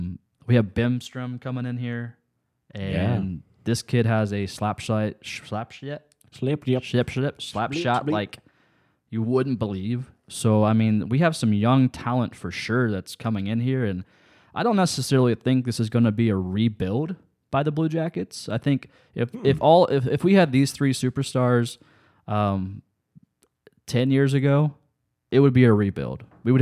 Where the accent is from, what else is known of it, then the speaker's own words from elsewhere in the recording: Lancaster, Ohio, United States; I'm from Fairfield County, out Lancaster, Ohio. Okay, that's where I grew up at.